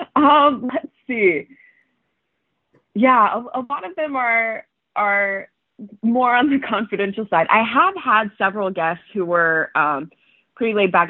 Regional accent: Clearwater, Florida, United States; moved away as an adult; also born or lived in Toronto, Canada; growing up in Florida

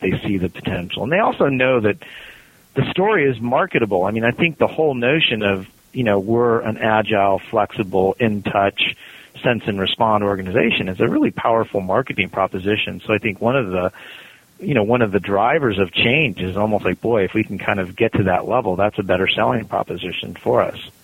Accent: California, United States; now in Cincinnati, United States; I'm from California

